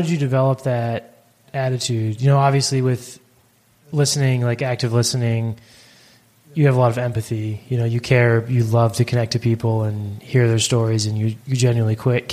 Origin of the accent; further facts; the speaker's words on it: United States; So I'm American